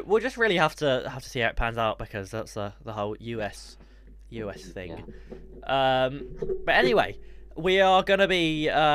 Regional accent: United Kingdom; We are British. We are from the United of Kingdom.

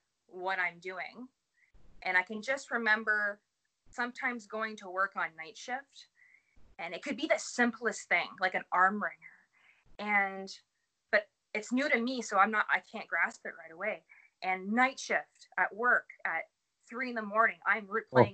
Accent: Dowling, Ontario, Canada; moved away as an adult; also born or lived in Sudbury, Ontario; now in Barrie, Canada; I'm from Dowling, Ontario, which is about 35, 40 minutes north of Sudbury.

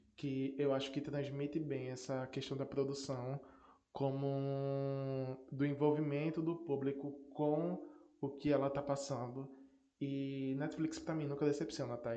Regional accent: Northeast Region, Brazil; sou nordestino sim, com muito orgulho

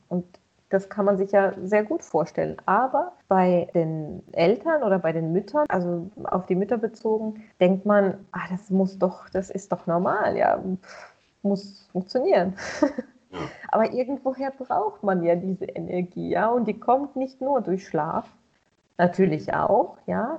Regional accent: Russia; moved away; ich bin ja auch in Russland geboren

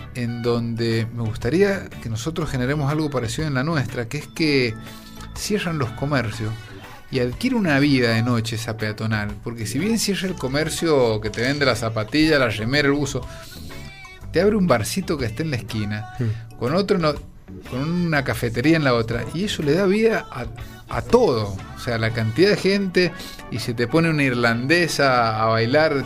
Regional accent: San Juan, Argentina; also born or lived in Córdoba / United States; yo soy muy sanjuanino

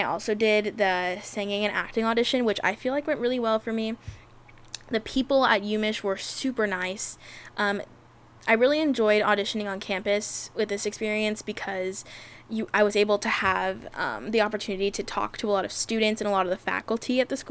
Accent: Los Angeles, California, United States; LA Unifieds, Los Angeles Unifieds, which I went to because obviously it's in my hometown

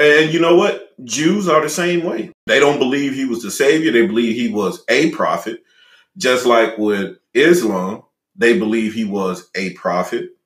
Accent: Louisiana, United States; being from Louisiana

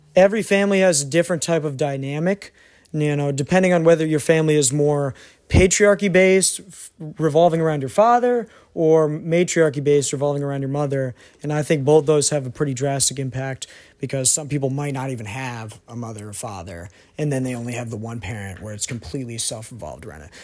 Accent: New England, United States; moved away; I grew up in New England, so it was definitely a different type of community than the South.

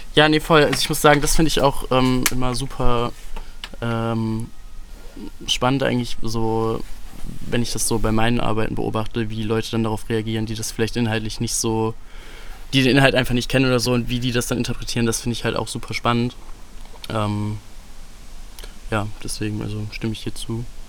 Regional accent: Solingen, North Rhine-Westphalia, Germany; Solingen ist so jetzt im Nachhinein auf jeden Fall eine nice Stadt zum Aufwachsen gewesen

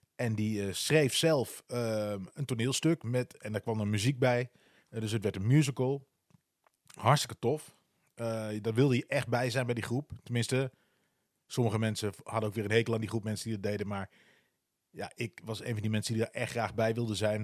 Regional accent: Wierden, Overijssel, Netherlands; moved away as an adult; also born or lived in Almelo; now in Utrecht, Netherlands; Ik ben in Wierde getogen. Dat is een dorpje naast Almelo.

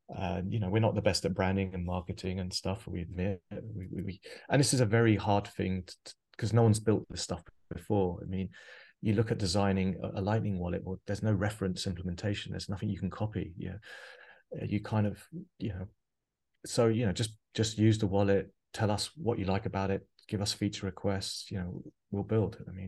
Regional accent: Biarritz, Nouvelle-Aquitaine, France; born there; I have a French mother. I mean, I think I told you my mum actually lives. I was born in Biarritz.

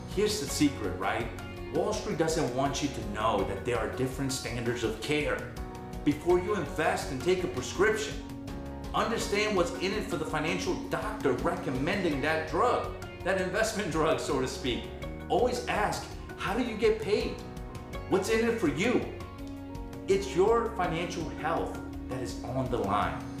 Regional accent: New Orleans, Louisiana, United States; I'm from New Orleans.

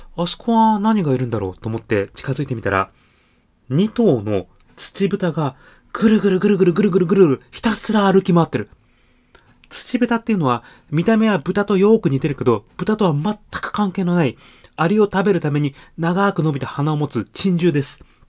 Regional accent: Tokyo, Japan; 私自身も東京出身なんですが

